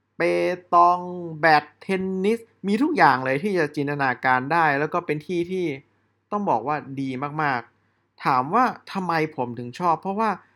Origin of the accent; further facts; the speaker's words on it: Chiang Mai, Thailand; เชียงใหม่ซึ ่งเป็นบ้านเกิดของผม